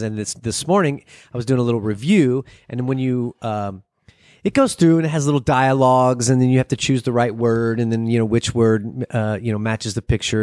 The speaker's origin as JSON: {"language": "English", "country": "United States", "said": "I'm from America."}